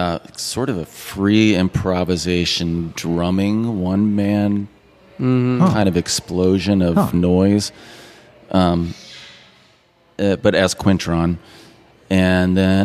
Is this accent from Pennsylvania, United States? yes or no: no; St. Louis, Missouri, United States; I graduated high school in St. Louis, Missouri